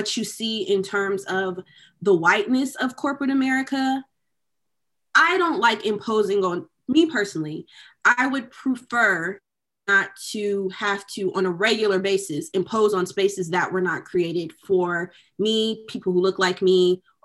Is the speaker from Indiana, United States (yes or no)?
no; Decatur, Georgia, United States; moved away as an adult; also born or lived in Dallas, Texas; I'm from Decatur, Georgia. I went to a predominantly Black high school. I grew up in a predominantly Black community my entire life